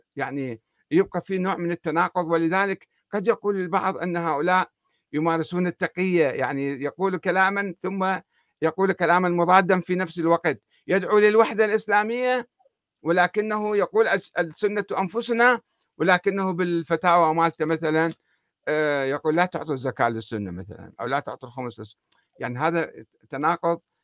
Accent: Iraq; عندنا في العراق

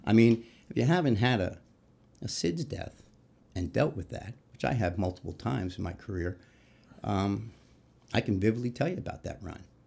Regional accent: New York City, New York, United States; moved away as an adult; also born or lived in Newport News, Virginia; now in Indianapolis, United States; I grew up in New York City, uh, Queens, and, um, lived there through, went to high school

